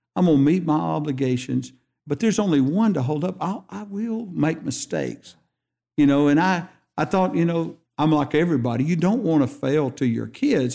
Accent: Hansville, Alabama, United States; also born or lived in Wilsonville, Shelby County, Alabama; I'm growing up in Hansville

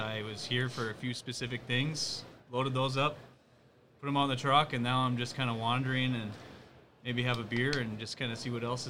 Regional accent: Fargo, North Dakota, United States; from Fargo here. I live in town

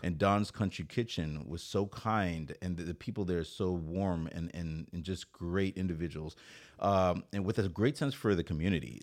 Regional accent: Saint Croix, U.S. Virgin Islands; now in Oceanside, United States; I'm from Saint Croix. It's a fr-, it's an island in the U S territory. It's called, uh, Saint Croix in the United States Virgin Islands.

